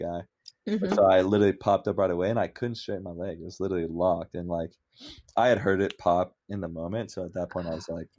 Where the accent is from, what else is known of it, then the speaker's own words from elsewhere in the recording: Orlando, Florida, United States; moved away as an adult; also born or lived in New Orleans, Louisiana; now in Cincinnati, United States; I was born in New Orleans. And then I grew up in Orlando, Florida